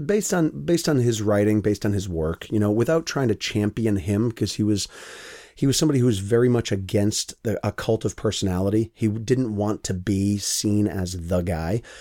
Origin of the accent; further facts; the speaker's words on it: United States; me as an American